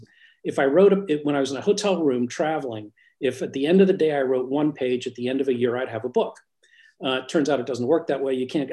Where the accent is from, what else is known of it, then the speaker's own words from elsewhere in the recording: Newcastle, North East England, United Kingdom; born there; When I was born in Newcastle, and my parents were English.